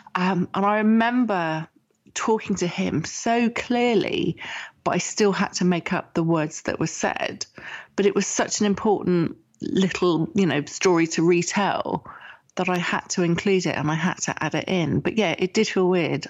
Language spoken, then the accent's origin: English; England, United Kingdom; I'm English and I was writing with my um, British English